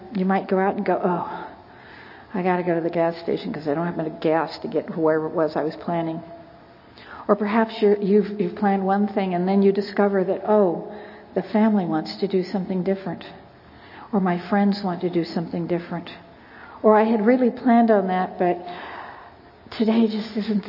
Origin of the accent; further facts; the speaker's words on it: California, United States; I'm from California